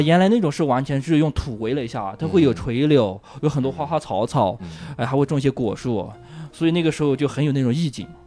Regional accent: Huize, Yunnan, China; moved away; 我小的时候在农村

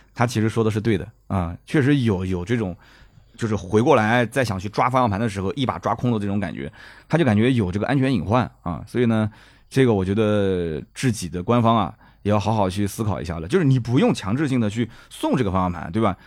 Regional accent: Nanjing, Jiangsu, China; accent: Nanjing dialect; 我们南京话讲就P二部配啊

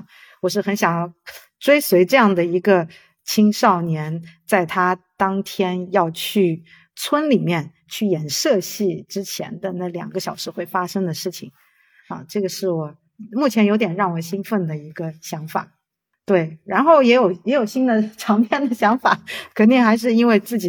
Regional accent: China; 我我很想要做一个跟我家乡有关的一个，因为我已经很久没有在中国的环境里面创作了。

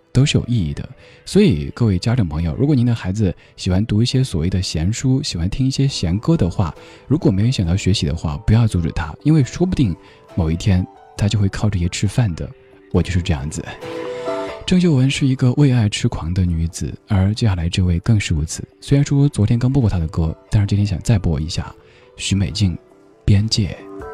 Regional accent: Chengdu, Sichuan, China; accent: Chengdu dialect; first language Chengdu dialect; Chinese is a second language; 作为一个方言当中没有一个卷舌音的家伙，能够把卷舌音发的让你听着觉得有点过，其实我觉得很开心。因为，比如在我们成都话当中哈，吃饭是吃饭，食是食

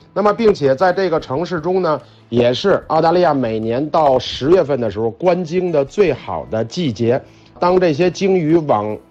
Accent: China; 我们中国人

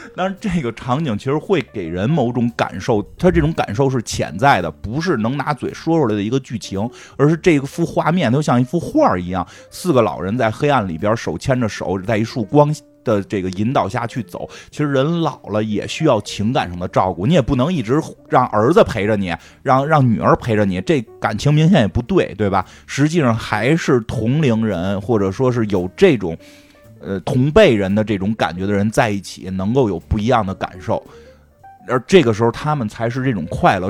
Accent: Beijing, China; 因为那也是我初中的时候，还真是，真是嗯那太有感觉了，初中时候 每天去百盛看能不能遇上喜欢的， 喜欢的同学这种

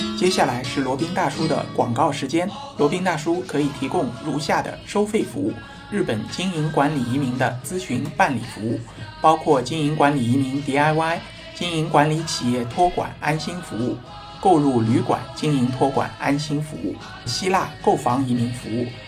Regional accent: China; 我们作为中国人

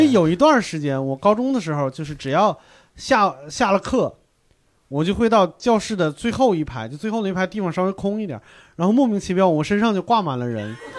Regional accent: North China, China; 我们华北这边儿，像我这一代华北的

